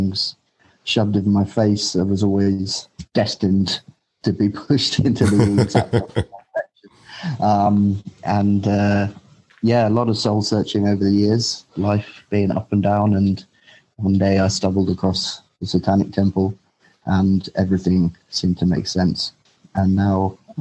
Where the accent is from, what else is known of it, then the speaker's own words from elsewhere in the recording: London, United Kingdom; now in Berlin, Germany; I'm from London, England, but, I live in Germany, I live in Berlin